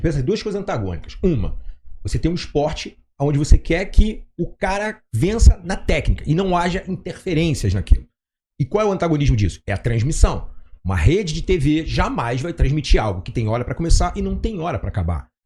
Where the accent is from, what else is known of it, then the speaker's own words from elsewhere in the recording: Rio de Janeiro, Brazil; Como carioca é muito despojado no jeito de falar